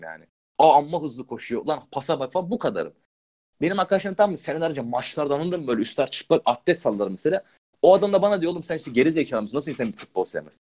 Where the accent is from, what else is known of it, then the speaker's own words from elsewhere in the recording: Balıkesir, Turkey; ben Balıkesir'in köyünde çok gittim geldim yani oralıyım.